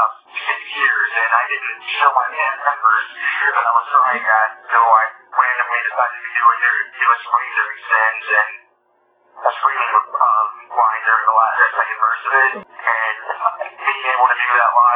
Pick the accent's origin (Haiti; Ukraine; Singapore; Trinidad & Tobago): Haiti; my youth growing up in Haiti